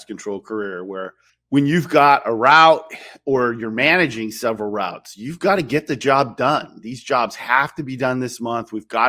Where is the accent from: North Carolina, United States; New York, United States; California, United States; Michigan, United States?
California, United States; Silicon Valley; I grew up in Silicon Valley